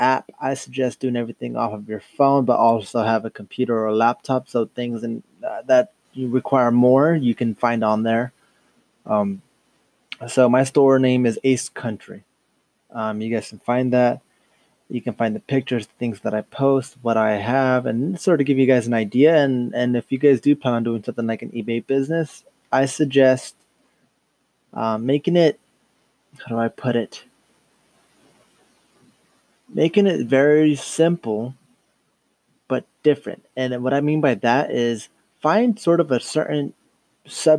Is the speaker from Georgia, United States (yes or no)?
no; Dos Palos, California, United States; from Dos Palos, California. Grown and raised